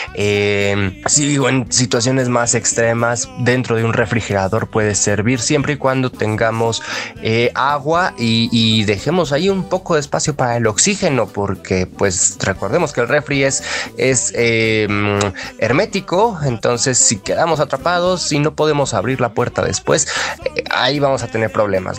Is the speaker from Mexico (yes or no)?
yes; Mexico; quienes somos mexicanos